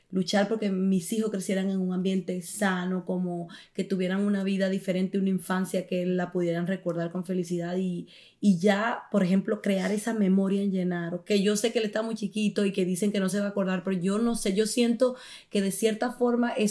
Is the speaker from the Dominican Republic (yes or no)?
yes; Dominican Republic; no se dio en Italia porque no debía ser allí, debía ser en mi tierra, en República Dominicana, y entonces ahí pues será la boda muy pronto.